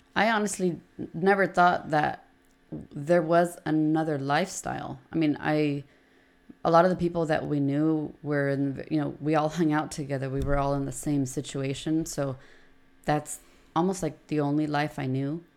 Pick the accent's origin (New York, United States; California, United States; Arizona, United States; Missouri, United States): California, United States; Oceanside; We've born and raised in Oceanside. Both my parents are from Mexico, and all of us are from here in Oceanside.